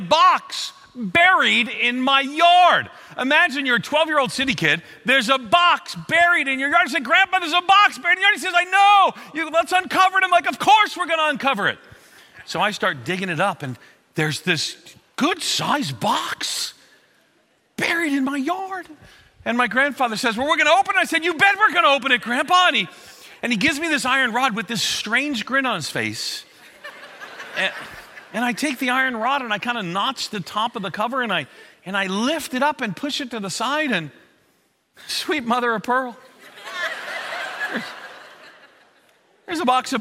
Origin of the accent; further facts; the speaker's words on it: Long Island, outside of New York City, United States; moved away; also born or lived in Florida; I grew up on Long Island outside of New York City, and my family kind of went broke